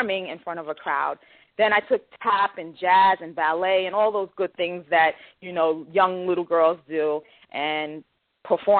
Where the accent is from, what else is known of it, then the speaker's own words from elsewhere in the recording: New York City, New York, United States; I grew up in the Bronx, the Northeast Bronx, in a section of the Bronx called Co-op City. And, I grew up there, pretty much born and raised.